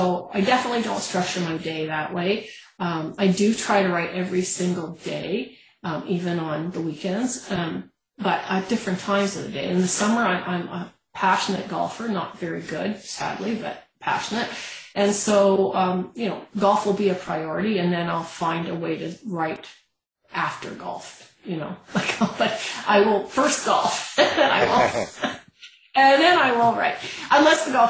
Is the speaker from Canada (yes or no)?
yes; Canada; as a Canadian